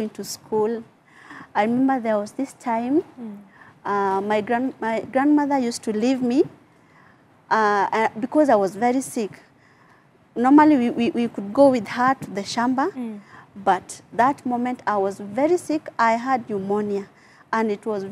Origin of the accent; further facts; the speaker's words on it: Nyahururu, Laikipia County, Kenya; I grew up in Nyahururu. That's where I come from